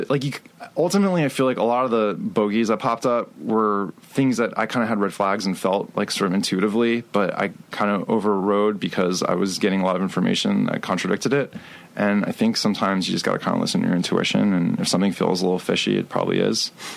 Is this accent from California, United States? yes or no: no; Miami, Florida, United States; moved away; also born or lived in New York; I was born in Miami, Florida